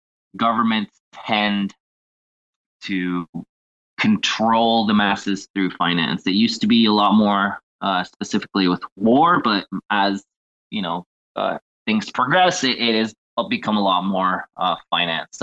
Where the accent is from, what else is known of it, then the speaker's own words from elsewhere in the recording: Mexico; I'm actually from Mexico